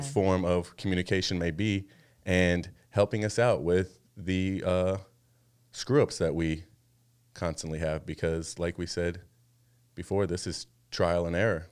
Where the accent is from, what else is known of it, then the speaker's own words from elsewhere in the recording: Arizona, United States; moved away as an adult; now in Washington, United States; we used to live in Arizona for the majority of our lives